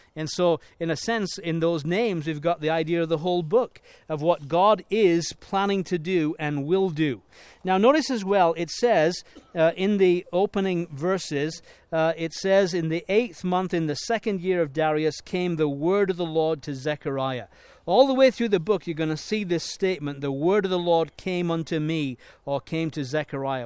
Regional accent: Leeds, Yorkshire and the Humber, United Kingdom; moved away; I was born in Leeds, in England

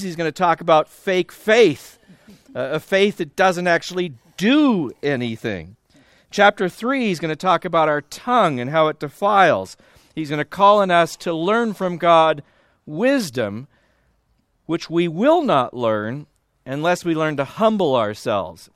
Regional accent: Southern California, United States; also born or lived in Iowa; I'm from Southern California, I'm, uh, currently at Biola University.

